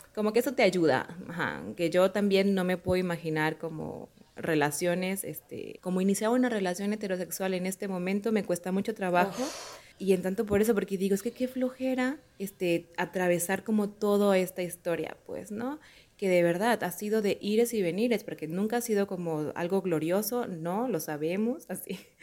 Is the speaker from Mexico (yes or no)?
yes; Mexico; yo soy de un mexicana, de una familia súper católica